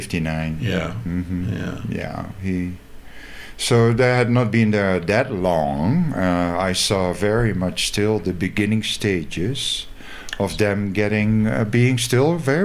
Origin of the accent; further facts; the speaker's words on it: South Holland, Netherlands; English is a second language; moved away as an adult; I am originally from the Lowlands, from Netherlands. And I left when I was 18 from South Holland.